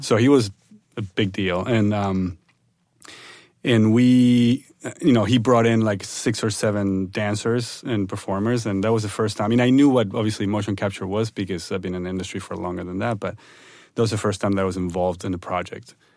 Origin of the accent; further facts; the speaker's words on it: Buenos Aires, Argentina; moved away; I'm originally from Argentina, from Buenos Aires